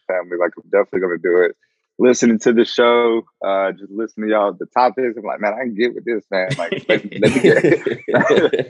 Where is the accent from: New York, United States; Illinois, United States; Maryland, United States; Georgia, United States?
Georgia, United States; moved away as an adult; now in Guam; I came from Georgia, right? So all my family's down there